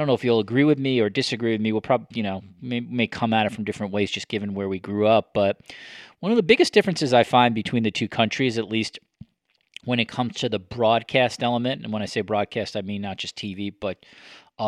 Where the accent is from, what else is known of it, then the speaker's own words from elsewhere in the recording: United States; now in Canada; my experience living here and growing up in the States